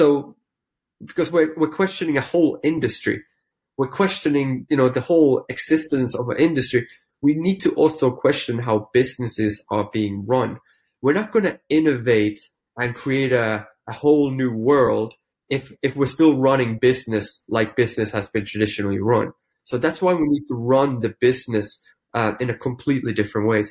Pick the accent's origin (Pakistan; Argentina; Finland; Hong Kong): Finland; English is a second language; moved away as an adult; also born or lived in London / New York; I'm a small town Finnish boy, but I left Finland back in 1995